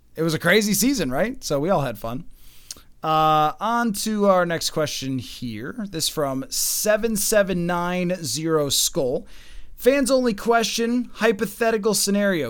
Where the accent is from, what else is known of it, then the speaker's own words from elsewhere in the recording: Buffalo, New York, United States; moved away; Buffalo, obviously. um, 'cause it's my hometown